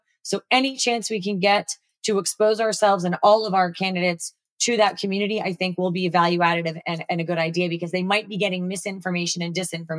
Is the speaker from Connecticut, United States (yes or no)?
no; Florida, United States; in my home state of Florida